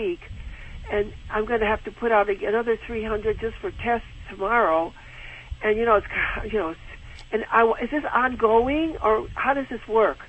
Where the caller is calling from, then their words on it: Seal Beach, California, United States; I'm calling from Seal Beach, California.